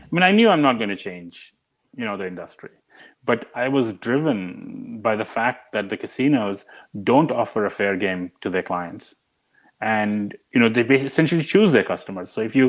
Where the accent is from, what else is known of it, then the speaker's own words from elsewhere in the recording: India; But it all goes back to growing up in India. And I grew up in India in the 70s and in the early 80s.